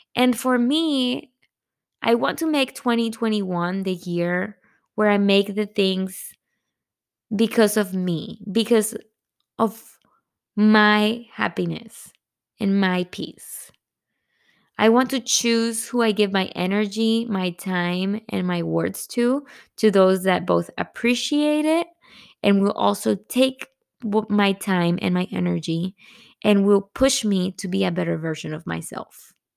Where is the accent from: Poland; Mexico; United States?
Mexico; Monterrey, Nuevo León; moved away; I'm from Monterrey.